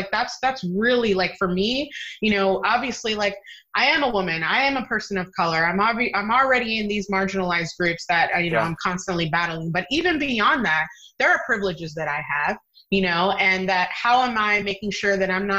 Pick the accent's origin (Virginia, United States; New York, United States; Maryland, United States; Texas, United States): Virginia, United States; I'm from Virginia. Hello.